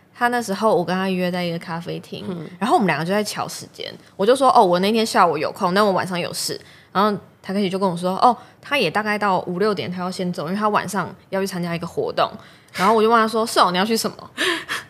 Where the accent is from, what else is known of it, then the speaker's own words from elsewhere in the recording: Yilan, Yilan County, Taiwan; moved away as an adult; also born or lived in Taipei; now in Zhunan, Taiwan; 我是宜兰人，所以我一开始是在礁溪的长荣凤凰酒店